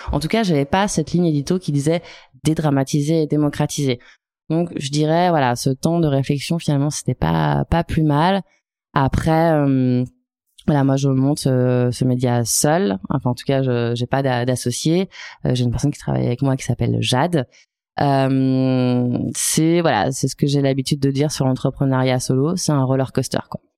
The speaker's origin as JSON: {"language": "French", "town": "Chamonix", "region": "Auvergne-Rhône-Alpes", "country": "France", "said": "Je viens de la vallée de, Chamonix"}